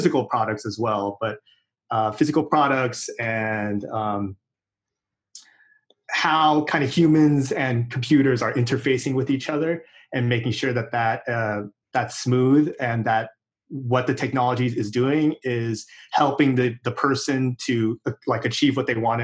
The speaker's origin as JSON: {"language": "English", "town": "Irvine", "region": "California", "country": "United States", "tie": "born or raised there", "also_born_or_lived": "Fountain Valley, California / Los Angeles, California", "said": "I was born in like Fountain Valley, but I was raised in Irvine for my whole life before I went to college"}